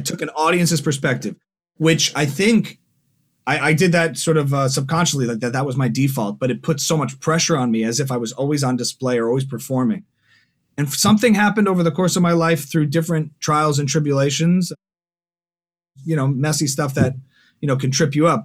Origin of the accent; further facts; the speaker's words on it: New Jersey, United States; moved away as an adult; now in Los Angeles, United States; I'm originally from New Jersey. Now I've been in L A for the good part of nine years